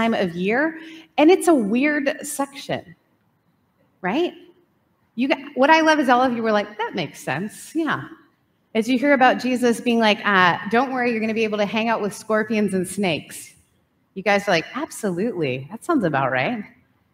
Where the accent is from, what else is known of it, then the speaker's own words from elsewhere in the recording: Canada; also born or lived in Southern United States; now in California, United States; grew up in Canada, moved to the South, then moved to California.